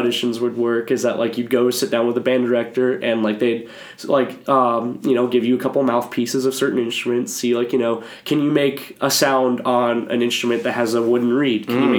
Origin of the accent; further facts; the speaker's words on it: Boerne, Texas, United States; moved away as an adult; I'm from Bernie, Texas. It's spelled B-O-E-R-N-E, but it's called Bernie. It's German. It's about 45 minutes west of San Antonio, so it's pretty small